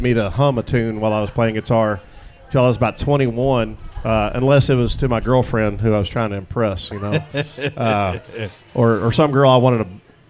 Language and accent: English; Hico, Texas, United States; I grew up in Hyco